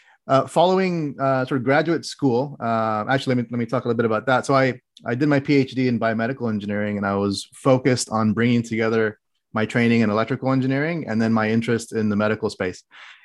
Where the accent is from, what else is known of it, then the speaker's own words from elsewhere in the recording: Qatar; also born or lived in Oman / Saudi Arabia; now in United States; But I actually grew up internationally. I grew up abroad. I grew up in the Middle East in countries such as Qatar, Oman, and Saudi Arabia. I spent 16 years there.